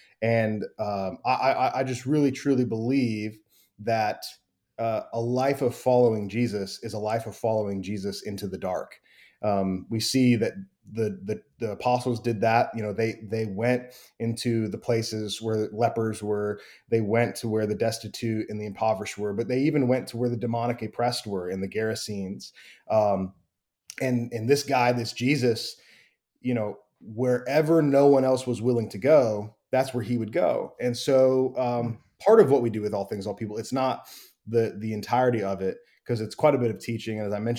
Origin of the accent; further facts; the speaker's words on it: Wheaton, Illinois, United States; now in North Carolina, United States; And I grew up in Wheaton, Illinois, which is right outside Chicago, and then ended up in the South. I'm in North Carolina right now, Western North Carolina